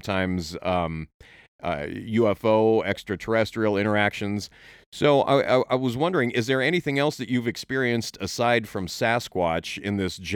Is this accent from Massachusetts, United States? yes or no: no; Oregon, United States; born there; I was born in Oregon, but I didn't I didn't I haven't lived in the area much throughout my life